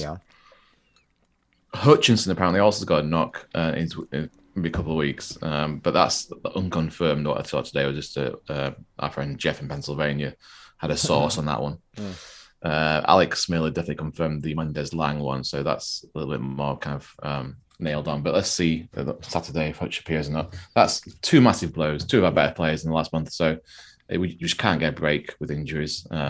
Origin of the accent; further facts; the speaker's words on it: Doncaster, Yorkshire and the Humber, United Kingdom; it's my hometown, Doncaster Rovers.